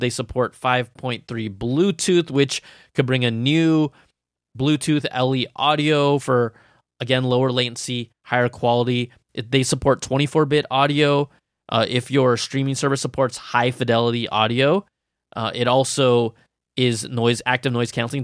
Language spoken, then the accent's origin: English; Cupertino, California, United States; Cupertino, which happens to be my hometown